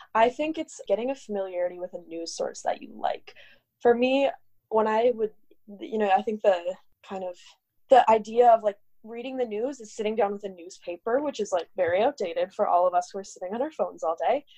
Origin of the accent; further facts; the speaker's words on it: Minnesota, United States; moved away as an adult; also born or lived in New York City; I'm from Minnesota originally